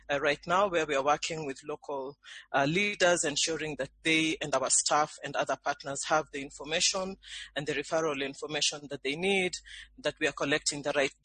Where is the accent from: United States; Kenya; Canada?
Kenya; I'm based in Nairobi, Kenya. I'm Kenyan myself.